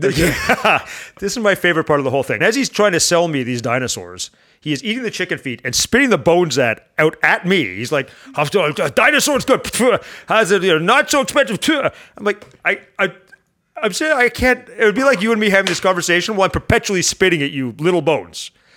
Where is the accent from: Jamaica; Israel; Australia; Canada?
Canada; I'm Canadian.